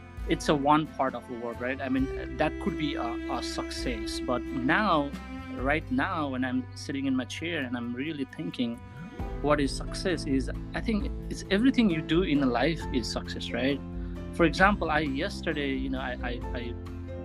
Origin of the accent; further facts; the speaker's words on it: Sindhuli, Bagmati, Nepal; moved away; when I was in Nepal growing up in Sindhuli and going to school